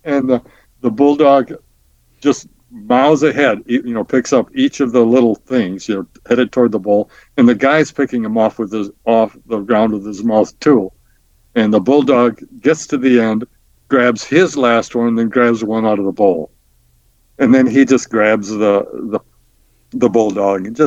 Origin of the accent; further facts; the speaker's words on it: Midland, Michigan, United States; also born or lived in East Lansing; moved to my hometown, which is in Midland, and started practice there.